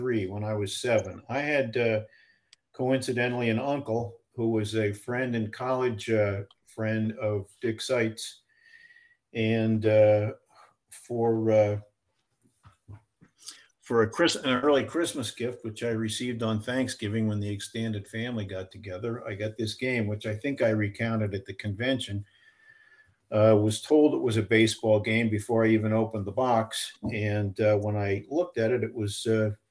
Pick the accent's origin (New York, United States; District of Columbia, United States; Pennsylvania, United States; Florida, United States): Pennsylvania, United States; also born or lived in Danville, Pennsylvania / Orangeville, Pennsylvania / Taylor, Pennsylvania / Lansdale, Pennsylvania; I was born in Danville, Pennsylvania.